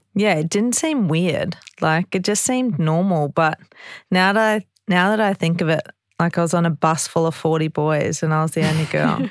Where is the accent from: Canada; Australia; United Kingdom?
Australia; Ipswich, Queensland; I'm from Ipswich